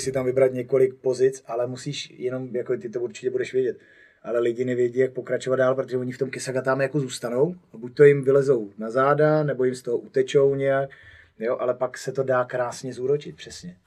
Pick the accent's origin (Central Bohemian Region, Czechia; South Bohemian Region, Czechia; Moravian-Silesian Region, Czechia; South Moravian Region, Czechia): Central Bohemian Region, Czechia; Poděbrady; jsem z Poděbra, tak tam okolo není nic